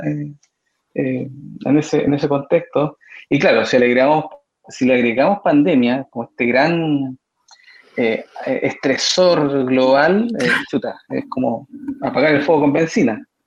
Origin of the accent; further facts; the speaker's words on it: Punta Arenas, Magallanes and Chilean Antarctica, Chile; now in Concepción, Chile; yo soy de Punta Arena, mi gente es allá y la conmovisión magallánica es totalmente distinta a la conmovisión que tenemos acá, que tienen acá los penquistas o que tenemos los penquistas por adopción